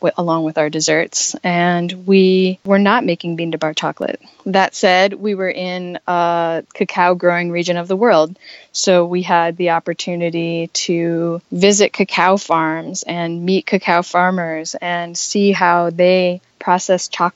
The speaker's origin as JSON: {"language": "English", "region": "Minnesota", "country": "United States", "also_born_or_lived": "Costa Rica", "moved": "yes", "lives_now": "Asheville, United States", "said": "I was from Minnesota originally and had never even imagined living in the South"}